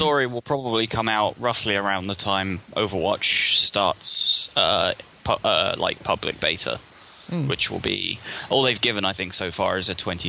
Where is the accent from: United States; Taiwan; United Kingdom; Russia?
United Kingdom; South England; I'm from South England.